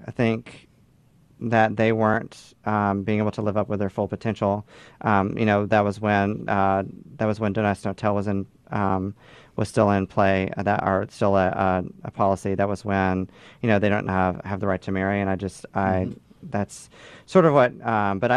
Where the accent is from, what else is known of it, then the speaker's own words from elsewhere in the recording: Rome, Georgia, United States; moved away as an adult; now in Chicago, United States; I come from Georgia, just north of Atlanta, in a town called Rome, Georgia. I moved to Chicago in 2013.